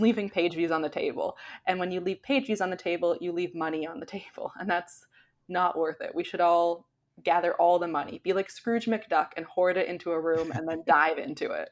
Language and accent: English; Canada; I'm Canadian